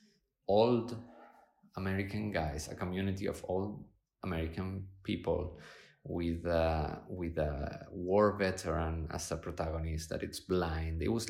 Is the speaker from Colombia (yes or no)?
no; Argentina; moved away; also born or lived in Spain; I was born in Spain, grew up in Argentina